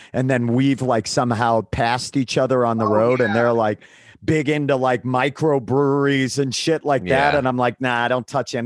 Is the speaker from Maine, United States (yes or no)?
yes; Maine, United States; I grew up in the Northeast and in Maine